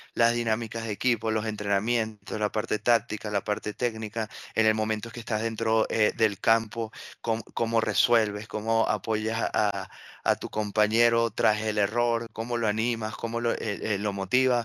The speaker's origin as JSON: {"language": "Spanish", "country": "Venezuela", "moved": "yes"}